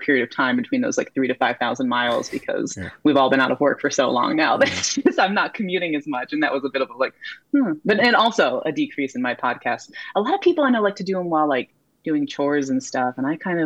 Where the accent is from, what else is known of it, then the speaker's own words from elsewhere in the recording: Pittsburgh, Pennsylvania, United States; moved away as an adult; now in Los Angeles, United States; I grew up in Pittsburgh.